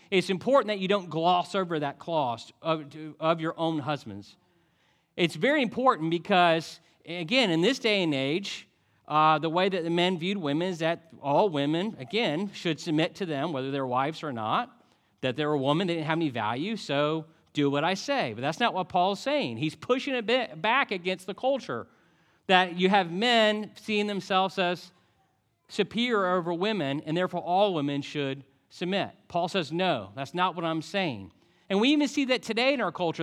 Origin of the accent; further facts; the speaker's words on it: Highland City, Florida, United States; moved away; also born or lived in Montgomery, Alabama; we grew up doing fireworks in Highland City